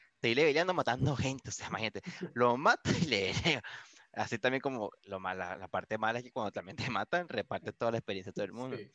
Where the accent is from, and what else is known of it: Venezuela; moved away as an adult; now in Vigo, Spain